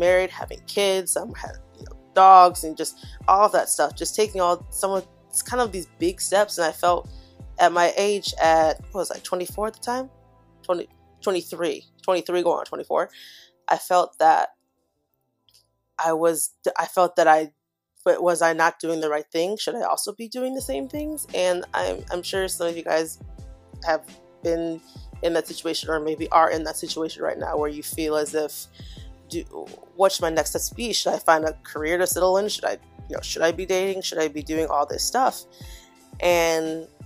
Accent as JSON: {"language": "English", "town": "Chicago", "region": "Illinois", "country": "United States", "tie": "born or raised there", "moved": "yes", "said": "back in my hometown, Chicago"}